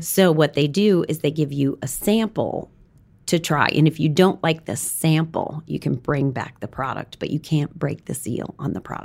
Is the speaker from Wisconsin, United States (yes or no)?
yes; Wisconsin, United States; moved away; I grew up in Wisconsin, went to school in Madison